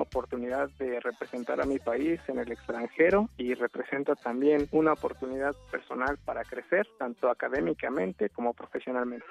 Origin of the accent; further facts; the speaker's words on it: Magdalena Zahuatlán, Oaxaca, Mexico; moved away as an adult; also born or lived in Asunción Nochixtlán, Oaxaca; now in Austin, United States; crecí y estudié en una escuela rural en Magdalena, Zahuatlán